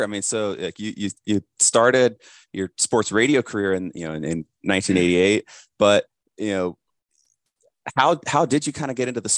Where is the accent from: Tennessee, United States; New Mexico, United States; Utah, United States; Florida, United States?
Florida, United States; Jacksonville; moved away; I grew up in Jacksonville. Jacksonville's, you know, still my hometown.